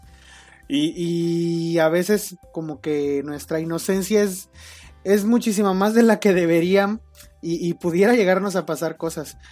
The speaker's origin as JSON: {"language": "Spanish", "country": "Mexico", "said": "Como los mexicanos"}